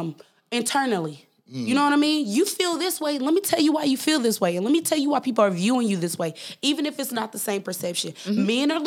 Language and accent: English; Okolona, Mississippi, United States; also born or lived in Indiana / Tupelo, Mississippi; I was born in Indiana, but we was raised in this little town called Okolona, Mississippi.